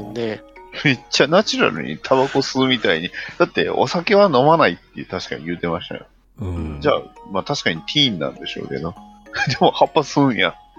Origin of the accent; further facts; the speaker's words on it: Sumoto, Hyogo, Japan; 当時は唯一の市の出身なんで、洲、本、市しか市はなかったはずなんで